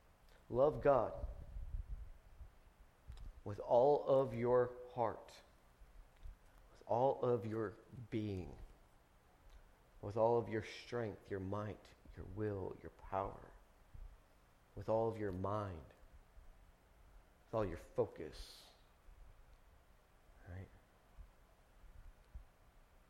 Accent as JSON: {"language": "English", "country": "United States", "said": "I'm an American"}